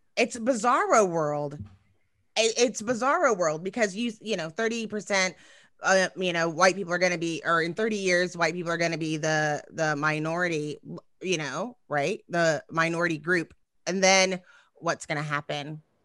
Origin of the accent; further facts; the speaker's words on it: Texas, United States; I'm from Texas